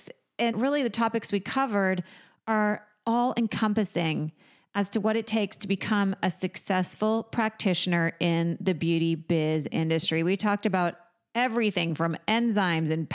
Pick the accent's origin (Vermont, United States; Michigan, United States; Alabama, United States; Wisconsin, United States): Vermont, United States; my Vermont roots